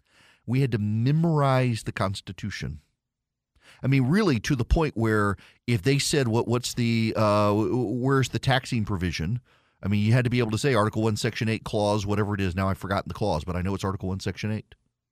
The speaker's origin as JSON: {"language": "English", "region": "Dubai", "country": "United Arab Emirates", "tie": "born or raised there", "said": "You know, I grew up in Dubai. I did not grow up in the United States. We would come home during the summer, but my education was in Dubai."}